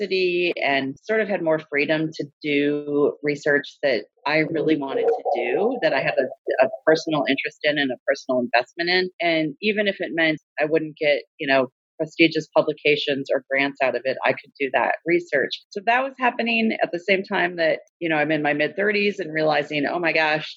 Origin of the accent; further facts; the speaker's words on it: Minnesota, United States; moved away as an adult; now in Bangor, United States; I'm originally from Minnesota, so came to Maine straight out of grad school right after getting my PhD in 2003.